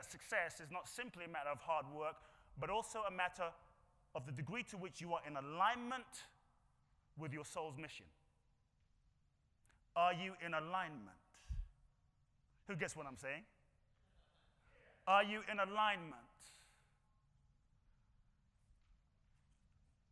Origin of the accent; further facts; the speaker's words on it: London, United Kingdom; now in United States; I grew up in London.